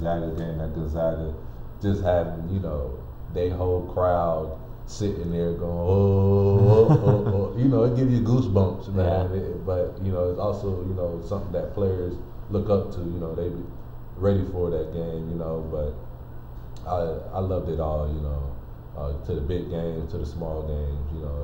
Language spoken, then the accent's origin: English; Connecticut, United States; moved away; I'm from Connecticut